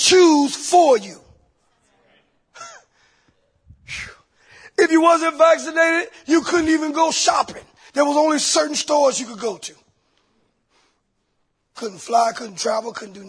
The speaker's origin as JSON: {"language": "English", "town": "Columbia", "region": "South Carolina", "country": "United States", "said": "I'm from Columbia, South Carolina"}